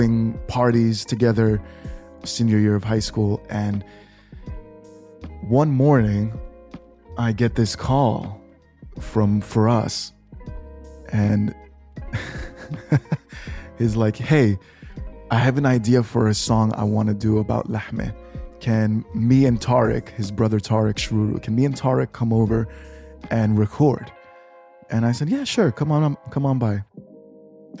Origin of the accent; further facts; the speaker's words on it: New York, United States; growing up in New York, my uncles